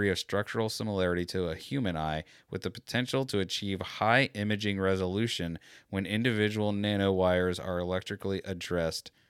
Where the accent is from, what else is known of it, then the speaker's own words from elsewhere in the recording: United States; I'm American.